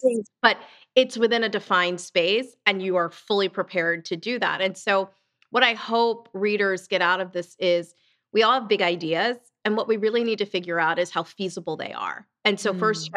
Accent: southern New Jersey, United States; also born or lived in Lancaster, Pennsylvania; I grew up in um, southern New Jersey. I'm from Lancaster, Pennsylvania, but we moved to Jersey when I was pretty young

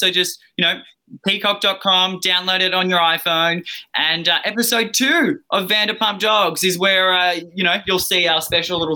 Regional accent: Australia; accent: Australian; now in Los Angeles, United States; I'm Australian, yeah. I'm an Aussie down under

